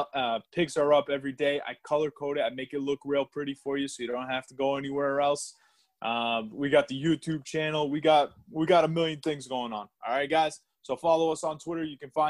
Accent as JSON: {"language": "English", "town": "Boston", "region": "Massachusetts", "country": "United States", "said": "we're from Boston."}